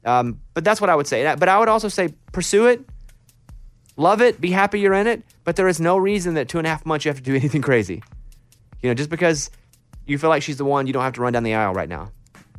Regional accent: Arkansas, United States; I mean, I grew up in Arkansas. She grew up in Oklahoma.

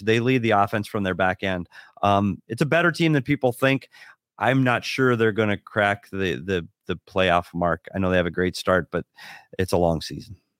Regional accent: Minnesota, United States; It's my home state

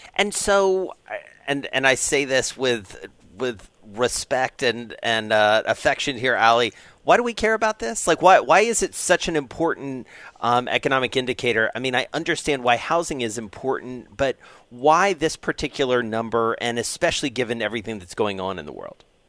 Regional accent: Atlanta, Georgia, United States; moved away; my hometown of Atlanta

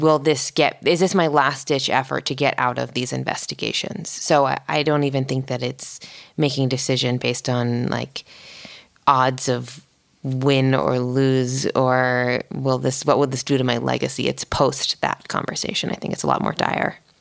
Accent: East Coast, United States; moved away as an adult; now in Los Angeles, United States; I grew up on the East Coast

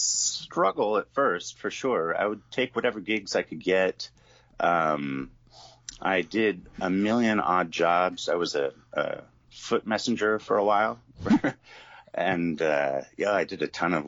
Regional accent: Eugene, Oregon, United States; also born or lived in Boston; now in Portland, United States; growing up in Eugene

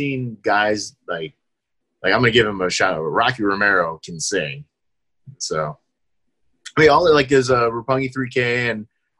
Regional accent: Philippines; because I'm Filipino, we definitely love … because the new lead singer for … is Filipino.

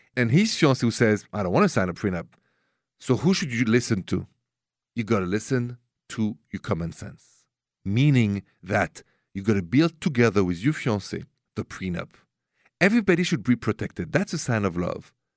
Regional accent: Paris, Île-de-France, France; accent: French; English is a second language; moved away; my accent is French, straight from Paris.

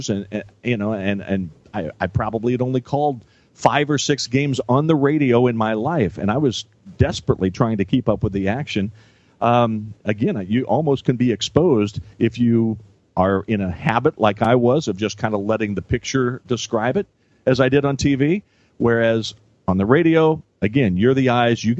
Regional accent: Lincoln, Illinois, United States; I'm from Lincoln, Illinois

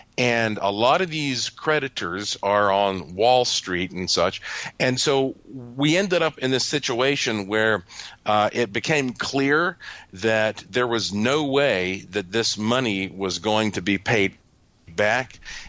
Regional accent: North Carolina, United States; growing up in North Carolina, I was always intrigued by these stories about the gray man

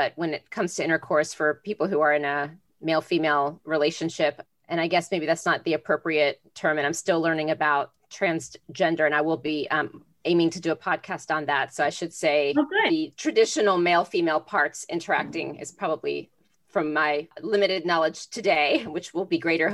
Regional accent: Florida, United States; I grew up in Florida

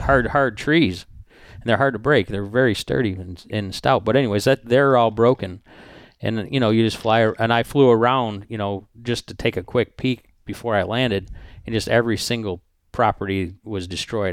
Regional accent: United States; I'm American

